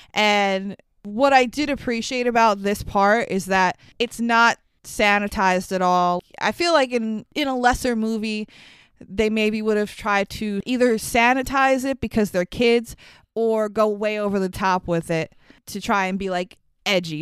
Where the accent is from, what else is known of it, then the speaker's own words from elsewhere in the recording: New York City, New York, United States; we live in New York. I grew up in Queens